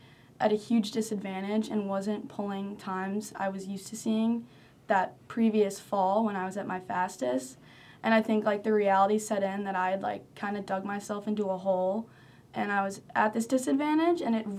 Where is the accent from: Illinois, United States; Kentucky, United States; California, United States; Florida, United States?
Illinois, United States; Chicago; moved away as an adult; now in North Carolina, United States; I'm from Chicago, and I'm a sophomore here at UNC.